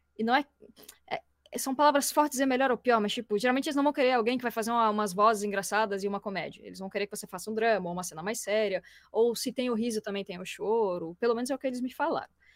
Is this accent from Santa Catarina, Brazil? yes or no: yes; Florianópolis, Santa Catarina, Brazil; sou de Floripa